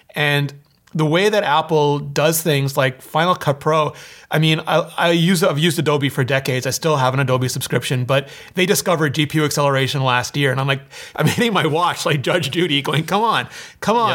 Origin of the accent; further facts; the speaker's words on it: Canada; I'm Canadian